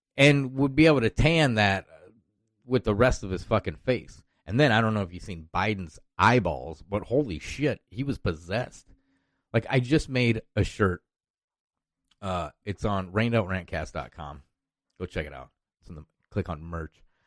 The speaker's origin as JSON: {"language": "English", "region": "Iowa", "country": "United States", "said": "I'm from Iowa"}